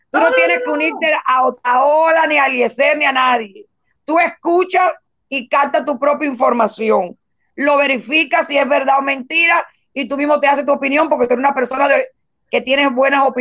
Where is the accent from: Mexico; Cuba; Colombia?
Cuba; somos cubanos y todos tenemos que ponernos del lado de la verdad y todos tenemos que tener una Cuba para todos nosotros.